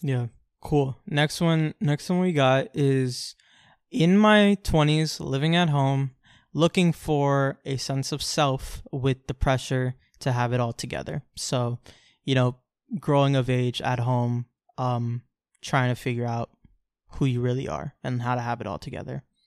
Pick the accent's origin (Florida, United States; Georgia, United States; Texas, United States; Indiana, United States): Florida, United States; Orlando; born or raised there